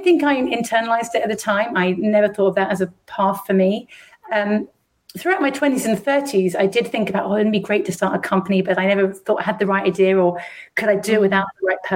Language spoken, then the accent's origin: English; London, United Kingdom; I was brought up in London, where I am again now. I'm a rare Londoner from London.